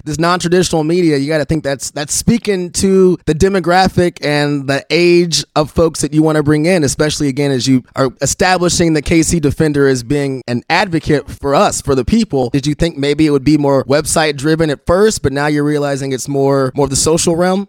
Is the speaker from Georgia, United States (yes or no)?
no; Lee's Summit, Missouri, United States; I came from Lee Summit. I went to high school in Lee Summit.